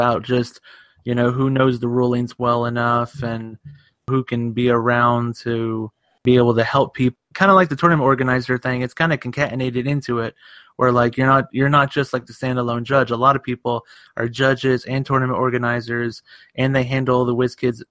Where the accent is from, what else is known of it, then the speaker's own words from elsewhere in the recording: Asheville, North Carolina, United States; I have grown up and was born in Western North Carolina, Asheville